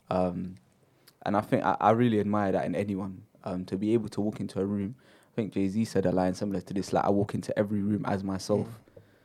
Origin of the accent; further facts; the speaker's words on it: United Kingdom; growing up in Britain